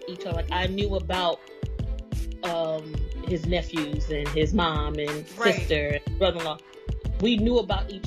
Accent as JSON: {"language": "English", "town": "Atlantic City", "region": "New Jersey", "country": "United States", "said": "I'm from New Jersey, as you people would consider Atlantic City"}